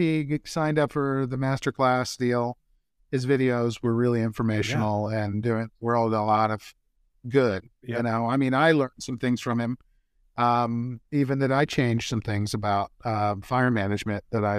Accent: Kansas City, Missouri, United States; born there; I grew up, I said I was born in Kansas City, but their barbecue is too sweet for me.

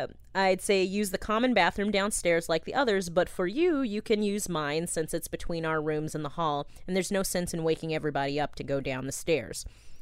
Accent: Ashland, Oregon, United States; over breakfast in my hometown of Ashland, Oregon

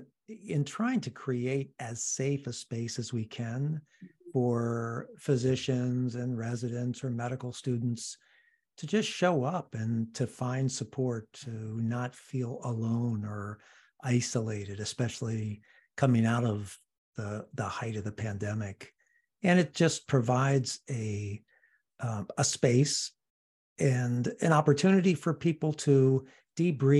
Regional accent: Washington, District of Columbia, United States; moved away as an adult; now in Seattle, United States; I'm originally from the East Coast, from Washington, D.C.

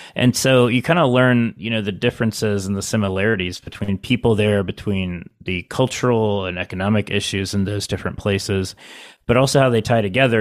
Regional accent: Parkersburg, West Virginia, United States; now in Virginia, United States; where I grew up in Parkersburg, it was one of the most ethnically homogenous parts of the country

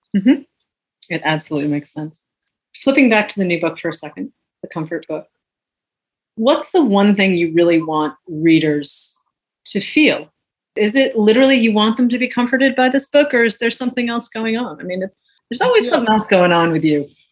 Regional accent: New England, United States; someone who grew up in New England

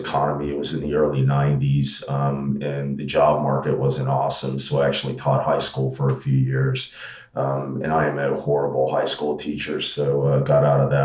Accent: Daytona Beach, Florida, United States; also born or lived in Santa Barbara, California; now in Omaha, United States; I'm originally from Florida. I grew up in Daytona Beach

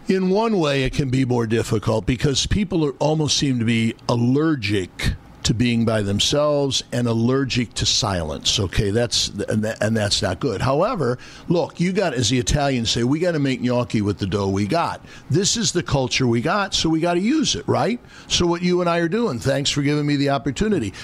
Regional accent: Midwest, United States; now in New York, United States; I'm from the Midwest.

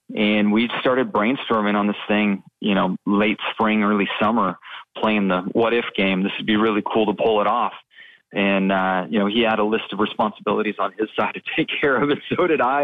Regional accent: West Coast, United States; when I was young and growing up on the West Coast

